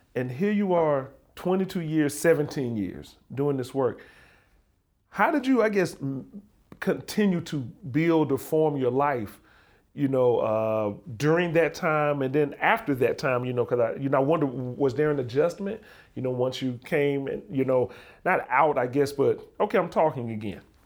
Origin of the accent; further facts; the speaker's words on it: Alabama, United States; also born or lived in Montana; I'm from the South. I'm from Alabama